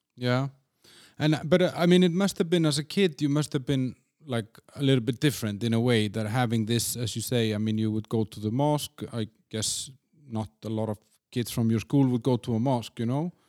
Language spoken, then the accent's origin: English; Iceland; moved away as an adult; now in Czech Republic; I'm from Iceland